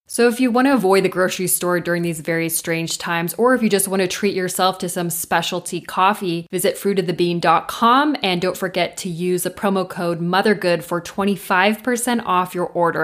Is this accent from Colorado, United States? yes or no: no; Southern California, United States; growing up in Southern California